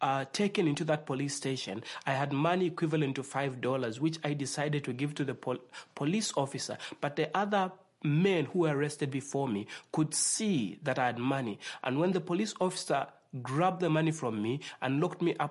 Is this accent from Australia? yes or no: no; Zambia; I'm from Africa. I was born in the nation called Zambia